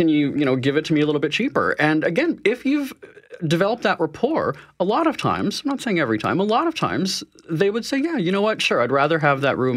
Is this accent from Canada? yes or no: yes; Canada; polite, being Canadian, I guess we could also say